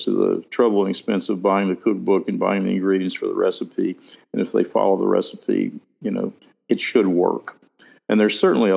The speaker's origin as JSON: {"language": "English", "area": "New Orleans", "region": "the South", "country": "United States", "said": "We're both from the South, which New Orleans is not really the South"}